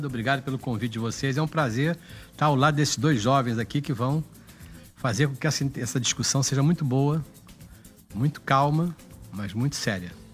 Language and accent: Portuguese; Rio de Janeiro, Brazil; nasci em São Cristóvão